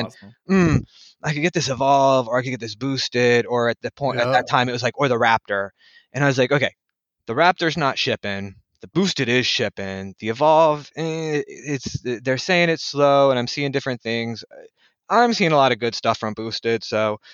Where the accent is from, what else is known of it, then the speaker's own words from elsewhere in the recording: Central Florida, United States; moved away; also born or lived in Toledo, Ohio / Daytona Beach, Florida / Pacific Northwest; I was born at a very young age in Toledo. So, and then I grew up in Florida since I was about 3 in Central Florida.